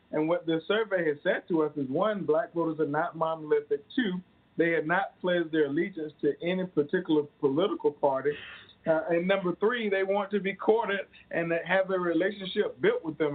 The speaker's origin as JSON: {"language": "English", "region": "rural South Carolina", "country": "United States", "tie": "born or raised there", "said": "I'm from South Carolina. I grew up in rural South Carolina"}